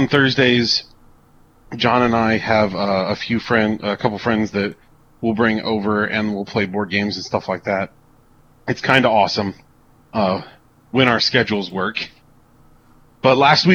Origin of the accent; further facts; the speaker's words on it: United States; I'm super American